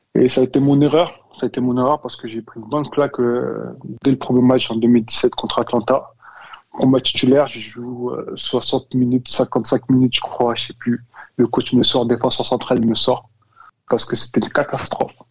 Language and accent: French; France; moved away as an adult; j'ai grandi en France, j'ai été formé en France